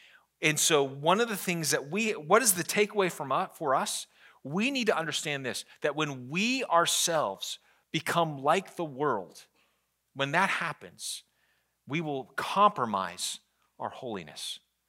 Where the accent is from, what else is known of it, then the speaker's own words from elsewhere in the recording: Virginia, United States; I grew up in the Northern Virginia, and so most of my sports teams are Washington, D.C. sports teams.